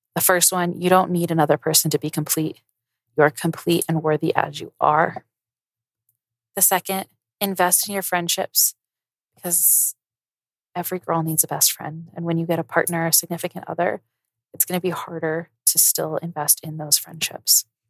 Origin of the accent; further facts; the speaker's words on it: Colorado, United States; moved away as an adult; also born or lived in New Orleans; I grew up in Colorado